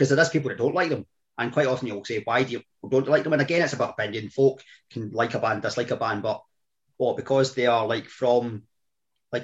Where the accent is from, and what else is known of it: Scotland, United Kingdom